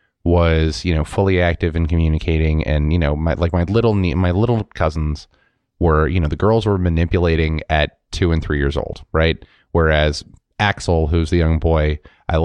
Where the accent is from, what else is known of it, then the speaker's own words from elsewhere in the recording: New York City, New York, United States; I'm from Brooklyn